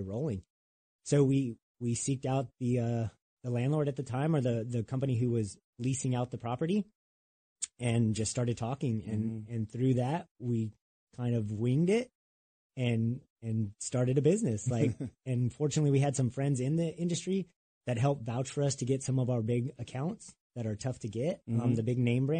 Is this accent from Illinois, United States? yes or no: no; Southern California, United States; also born or lived in Phoenix; now in North Carolina, United States; we grew up not maybe 2 hours from each other. So we're both from Southern California